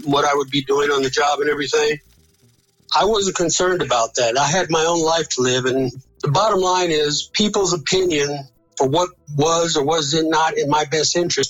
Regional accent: El Paso, Texas, United States; Where I grew up in El Paso, Texas, we were isolated from the harsh events that were happening around the country in the Deep South

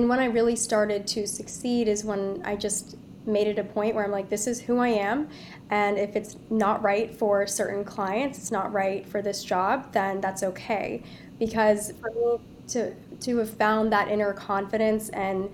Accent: United States; being born American but of Indian heritage

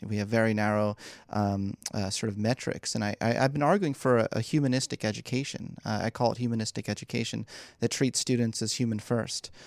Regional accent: Philadelphia, Pennsylvania, United States; moved away as an adult; also born or lived in New York; I was born and raised in Philly.

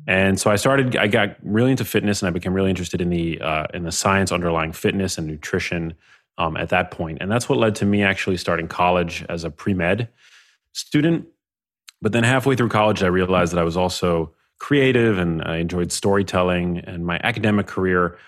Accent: New York City, New York, United States; grew up in New York City. Um, I grew up in Manhattan

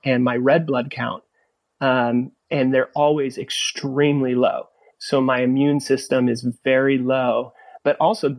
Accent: California, United States; I grew up in California, so I grew up surfing.

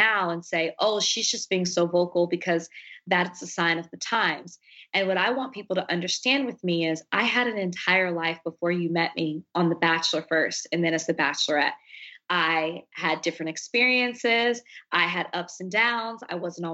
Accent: Dallas, Texas, United States; I'm from Dallas, Texas. I grew up with two sisters.

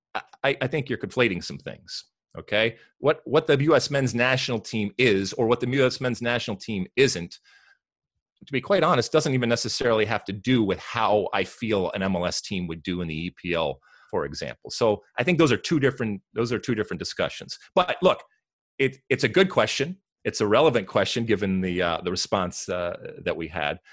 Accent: United States; we as American soccer fans, and in particular M L S fans

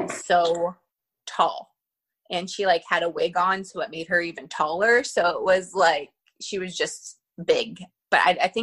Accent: Northern California, United States; born or raised there; moved away as an adult

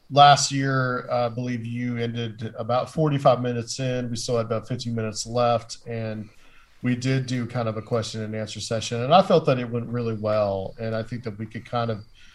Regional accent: Chattanooga, Tennessee, United States; She is the head of the Chattanooga Ghost Tours, which is my hometown.

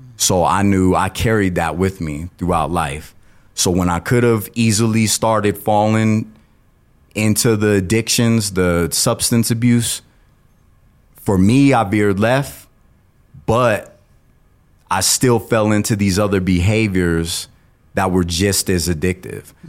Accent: Colorado Springs, Colorado, United States; I was born and raised in Colorado Springs

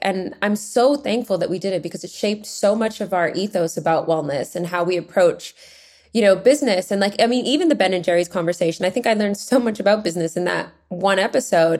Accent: Vancouver, British Columbia, Canada; now in London, United Kingdom; I grew up in Vancouver, Canada, and Canadian

